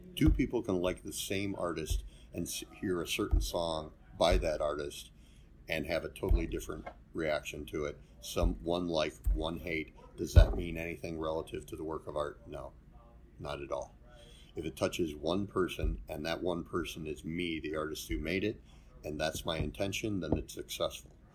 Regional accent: Hinckley, Ohio, United States; I grew up in Hinckley and went to Brunswick School

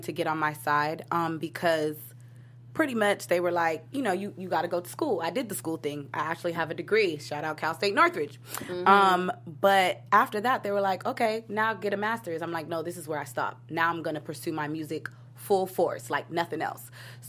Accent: Nigeria; Because I'm Nigerian. I don't know if anybody knows about the Nigerian culture

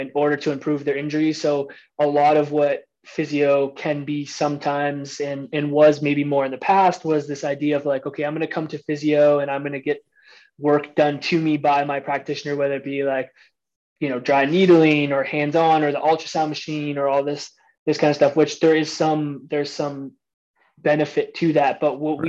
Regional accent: Harrow, Ontario, Canada; I'm from the Windsor I'm from the Windsor, Ontario area, a small town outside of Windsor called Harrow

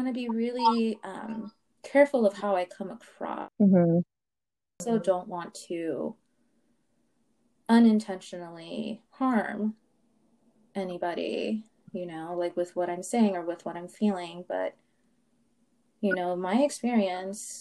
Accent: Los Angeles, California, United States; growing up in South Central and going, to the schools that I went

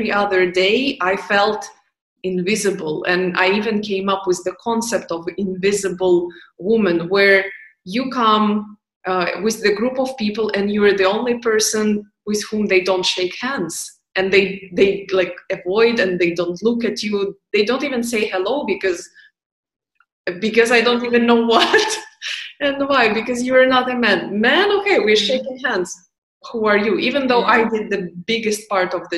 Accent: Ukraine; moved away; All my family is in Ukraine

